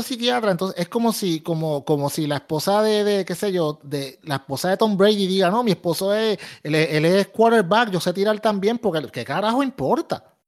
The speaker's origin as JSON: {"language": "Spanish", "country": "Puerto Rico", "said": "todos somos puertorriqueños"}